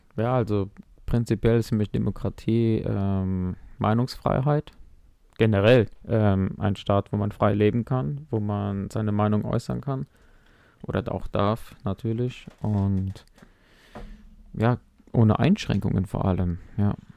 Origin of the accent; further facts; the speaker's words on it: Mainz, Rhineland-Palatinate, Germany; ich bin in Mainz geboren